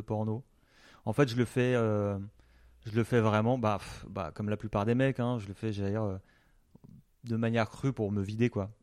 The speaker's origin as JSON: {"language": "French", "area": "Alsace", "region": "Grand Est", "country": "France", "said": "moi je suis alsacien"}